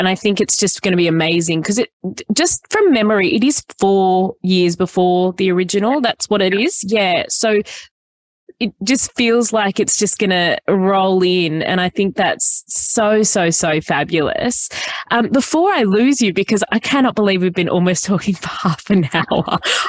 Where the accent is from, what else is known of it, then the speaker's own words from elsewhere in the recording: Killara, New South Wales, Australia; I grew up in the North Shore. So I grew up in Killara.